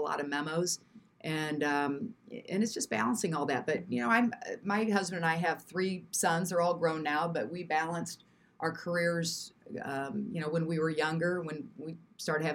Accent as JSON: {"language": "English", "town": "Springfield", "region": "Illinois", "country": "United States", "tie": "born or raised there", "moved": "as an adult", "lives_now": "Quad Cities, United States", "said": "I grew up in Springfield in the state capital"}